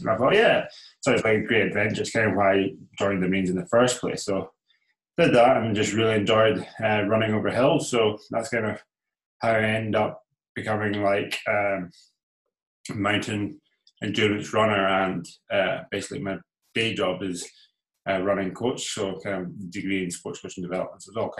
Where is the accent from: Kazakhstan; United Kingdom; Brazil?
United Kingdom; Isle of Skye, Scotland; now in Inverness, United Kingdom; So I'm based in Inverness in Scotland. So I'm actually from Skye.